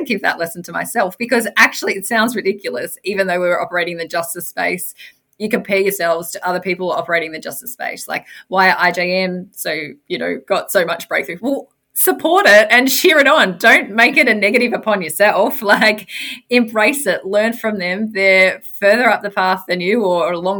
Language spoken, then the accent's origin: English; Victoria, Australia; I'm from Victoria, so that's just not that far away from where I live